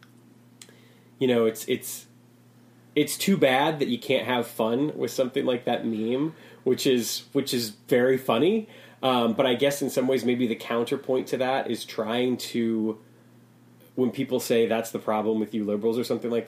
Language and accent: English; Chicago, Illinois, United States; being a Chicagoan